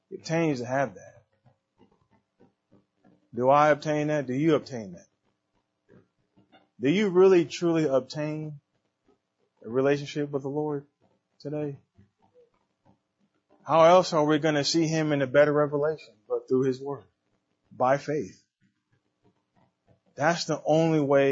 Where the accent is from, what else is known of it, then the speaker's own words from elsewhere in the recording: San Diego, California, United States; I'm from San Diego